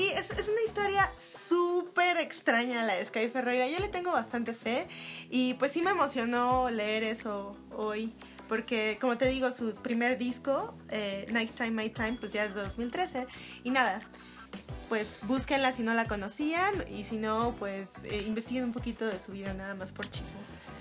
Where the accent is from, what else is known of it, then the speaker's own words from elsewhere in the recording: Guadalajara, Jalisco, Mexico; now in Mexico City, Mexico; tú y yo venimos de Guadalajara